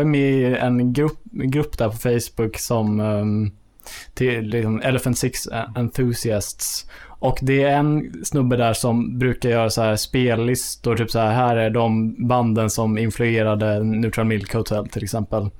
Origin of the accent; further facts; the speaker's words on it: Enhörna, Stockholm County, Sweden; ute på Enhörna där jag kommer från